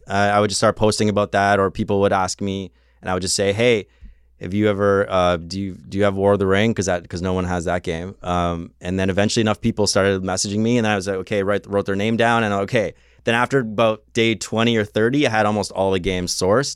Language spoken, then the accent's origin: English; Canada; I am from Canada land